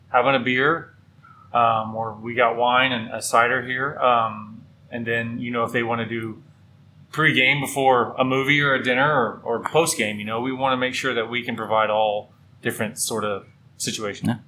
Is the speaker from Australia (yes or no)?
no; Midland, Texas, United States; We're all from Midland